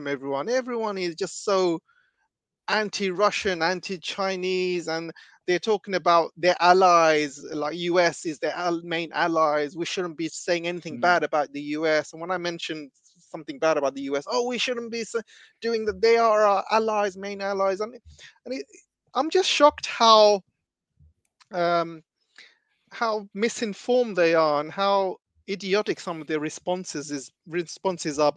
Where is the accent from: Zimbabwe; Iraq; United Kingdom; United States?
United Kingdom; me being British